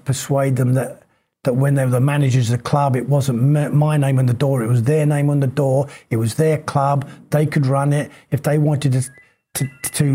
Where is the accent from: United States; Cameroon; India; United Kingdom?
United Kingdom; England; accent: English; my English accent